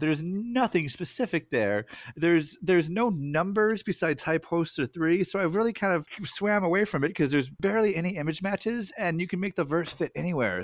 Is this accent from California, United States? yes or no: yes; California, United States; now in Seattle, United States; I'm from California